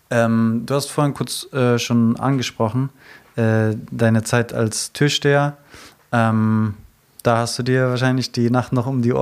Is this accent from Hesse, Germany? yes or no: yes; Frankfurt, Hesse, Germany; moved away as an adult; now in near Hanau, Germany; Ich bin aufgewachsen in der Auenstraße